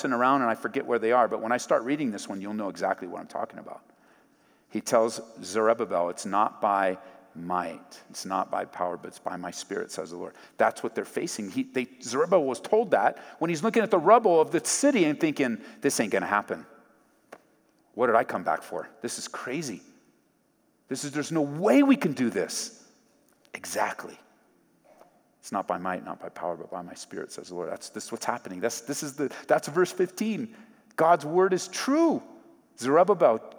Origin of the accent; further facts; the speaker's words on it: Southern California, United States; moved away as an adult; I grew up in Southern California.